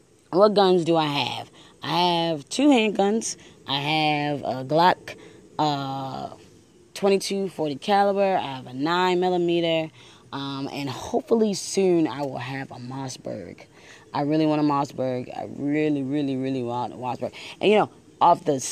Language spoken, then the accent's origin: English; Buffalo, New York, United States; now in Maryland, United States; I am originally from Buffalo, New York, so I have some connections there.